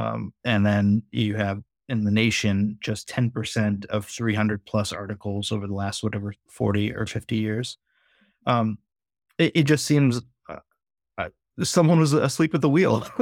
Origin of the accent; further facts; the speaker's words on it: United States; I'm Pakistani American Muslim